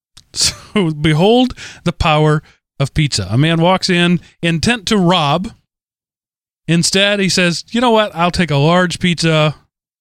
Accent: Texas, United States; As a Texan

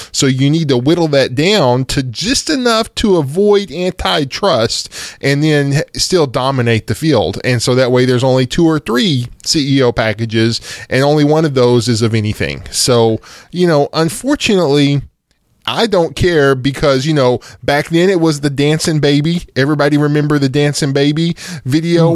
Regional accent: United States; here in America 'cause I'm American

